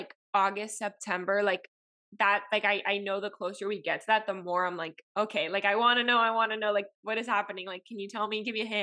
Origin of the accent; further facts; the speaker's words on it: Miami, Florida, United States; first language Spanish; English is a second language; I grew up in Miami